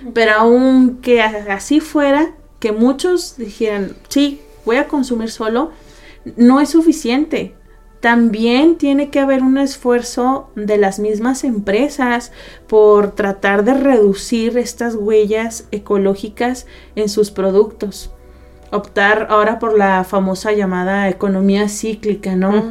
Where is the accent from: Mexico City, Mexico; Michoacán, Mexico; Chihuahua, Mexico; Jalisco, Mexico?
Chihuahua, Mexico; Ciudad Juárez; no vengo, no nací aquí en Ciudad Juárez